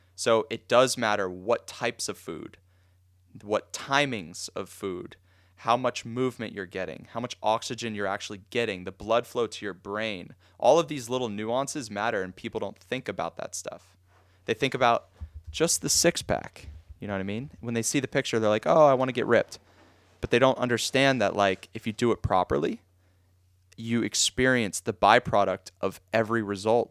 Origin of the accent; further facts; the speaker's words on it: Boca Raton, Florida, United States; I've born and raised in Boca